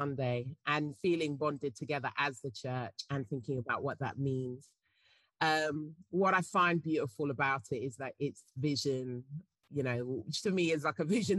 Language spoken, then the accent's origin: English; England, United Kingdom; Yeah, I happen to be.